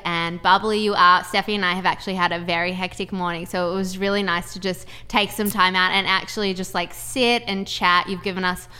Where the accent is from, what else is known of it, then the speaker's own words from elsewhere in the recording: Melbourne, Victoria, Australia; accent: Melbourne; We grew up in Melbourne.